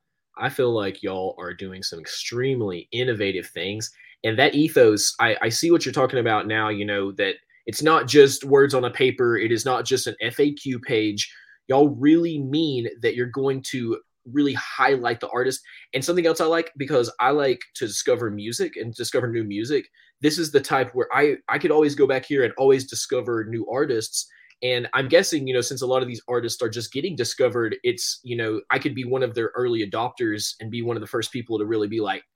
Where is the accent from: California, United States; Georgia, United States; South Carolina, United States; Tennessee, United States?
Tennessee, United States; Knoxville; because I grew up in Knoxville, so I knew about the Tennessee Volunteers